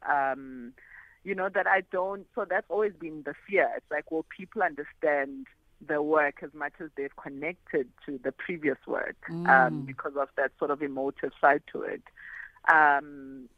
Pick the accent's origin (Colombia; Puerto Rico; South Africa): South Africa; a South African Black female photographer